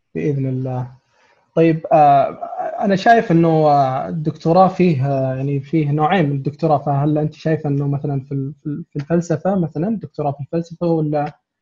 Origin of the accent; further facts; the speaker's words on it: Saudi Arabia; عندنا في السعوديه